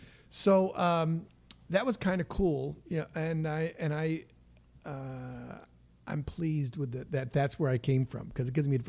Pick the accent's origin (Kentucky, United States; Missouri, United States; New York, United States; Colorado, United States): New York, United States; Hornell; moved away as an adult; also born or lived in Detroit area / Northern California / Los Angeles / Chicago; now in New York City, United States; So that's my hometown is Hornell, New York.